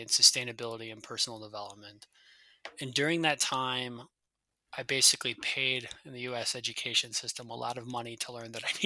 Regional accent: United States; moved away; I'm a Yank. I'm from the States

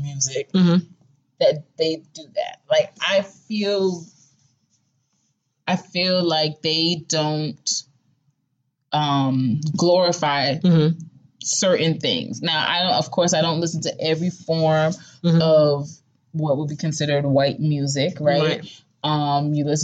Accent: New York, United States; I remember growing up, you know, I'm from New York

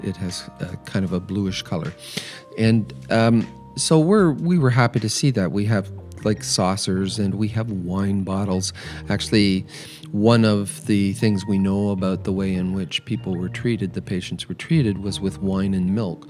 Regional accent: London, Ontario, Canada; I was raised in London, Ontario.

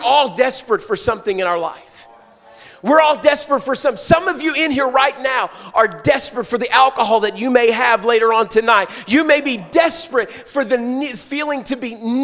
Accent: Pittsburgh, Pennsylvania, United States; I'm from Pittsburgh

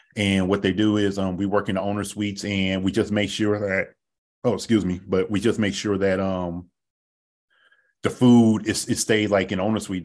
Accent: Oakland, California, United States; moved away as an adult; also born or lived in Sacramento, California; I'm from Oakland, California, born, raised, grew up there

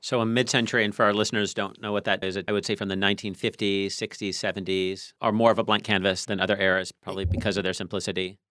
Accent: Tacoma, Washington, United States; when I was a kid growing up in Tacoma

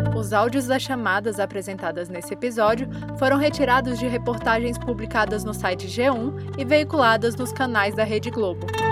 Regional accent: Brasília, Federal District, Brazil; eu nasci em Brasília e eu estou cursando o meu último semestre no curso de jornalismo pela Universidade de Brasília

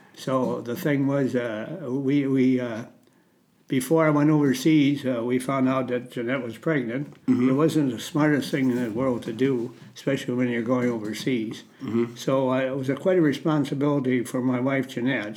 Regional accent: Goodhue, Minnesota, United States; I grew up in a, a little near a little town, uh, Goodhue, Minnesota, on a farm.

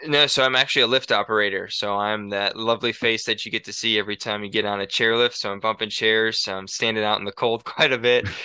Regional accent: Rockford, Illinois, United States; moved away as an adult; also born or lived in La Crosse, Wisconsin; now in Montana, United States; I grew up in Rockford, Illinois, lived there for eighteen years until I went to college in La Crosse, Wisconsin for five years, and now I live in Montana.

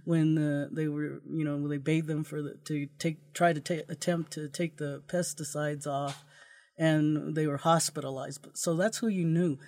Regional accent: Yuma, Arizona, United States; now in Idaho, United States; I'm from Yuma, Arizona, um, we lived right next to a lettuce field

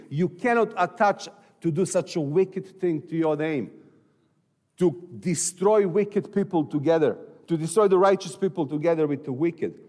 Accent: Serbia; I'm from Serbia.

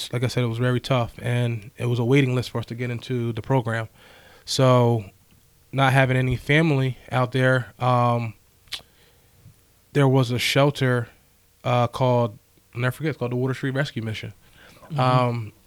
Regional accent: Levittown, Pennsylvania, United States; I grew up in Levittown, a section called Bloomsdale Gardens.

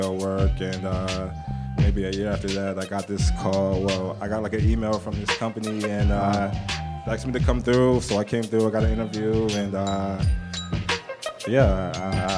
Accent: Eastern Shore of Maryland, United States; moved away as an adult; also born or lived in Annapolis, Maryland; now in New York City, United States; I grew up in the like Eastern Shore part of Maryland

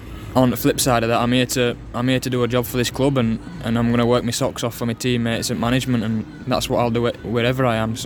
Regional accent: Barnsley, Yorkshire and the Humber, United Kingdom; accent: Barnsley; my Barnsley accent

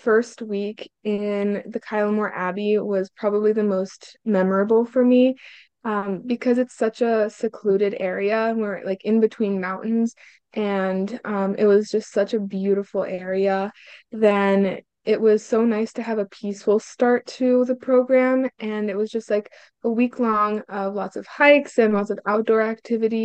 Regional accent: Hungary; now in Terre Haute, United States; I'm from a small little town, like 2 hours from Budapest, so I'm nowhere near the city, closer to the Croatian border

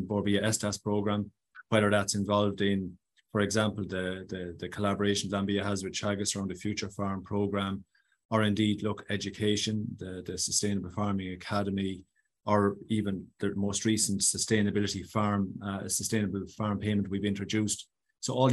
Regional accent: Loughmore-Castleiney, Tipperary, Munster, Ireland; I'm a proud Tipperary man from a great parish in mid-Tip called Lochmore Castellini, nestled nicely between Templemore and Thurles.

